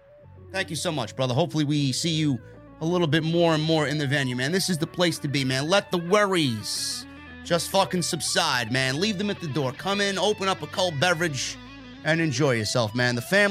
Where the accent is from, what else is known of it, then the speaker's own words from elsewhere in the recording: New York, United States; from New York.